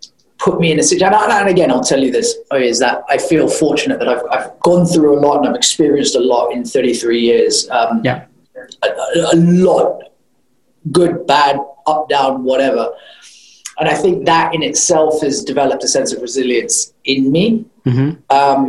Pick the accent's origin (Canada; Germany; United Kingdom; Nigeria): United Kingdom; moved away; also born or lived in United States (born); I grew up in the UK